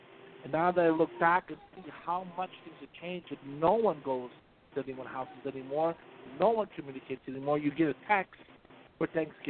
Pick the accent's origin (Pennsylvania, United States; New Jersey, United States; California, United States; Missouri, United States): New Jersey, United States; Atlantic City; I grew up in Atlantic City.